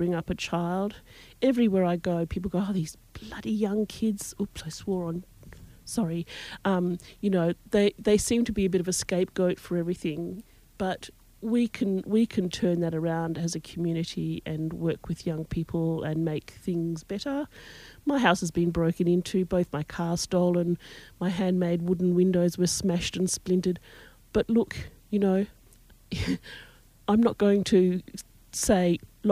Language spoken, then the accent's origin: English; Broome, Western Australia, Australia; also born or lived in Perth / Fremantle / Fitzroy Crossing; I was born in Broome, lived here all my life